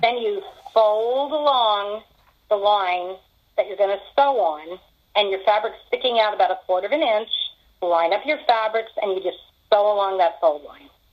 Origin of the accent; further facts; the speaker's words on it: Philadelphia area, Pennsylvania, United States; now in Charlotte, United States; in my husband's family, we're from Pennsylvania originally, in Philadelphia area.